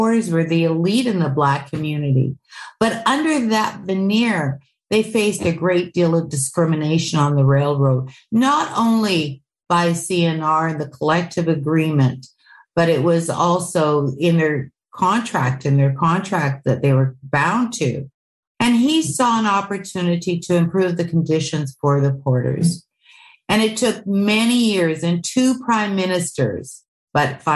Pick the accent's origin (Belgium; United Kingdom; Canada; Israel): Canada; Winnipeg, Manitoba; I grew up in West Kildonan.